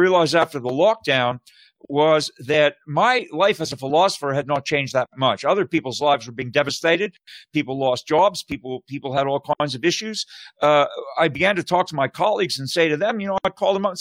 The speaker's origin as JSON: {"language": "English", "country": "Canada", "moved": "as an adult", "lives_now": "United States", "said": "I'm originally from Canada. And most I've been in the States for 25 years now, and I'm naturalized"}